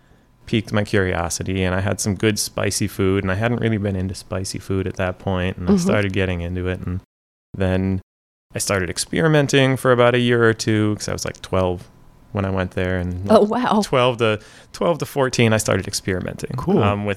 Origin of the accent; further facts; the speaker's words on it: Minnesota, United States; moved away as an adult; also born or lived in Iowa; now in Florida, United States; I'm originally from Minnesota, and I ended up coming to Florida for school.